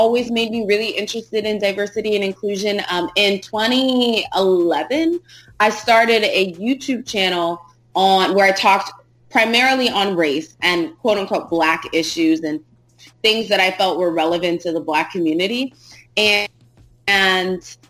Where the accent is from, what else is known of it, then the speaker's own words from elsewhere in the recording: United States; I was born and raised here in America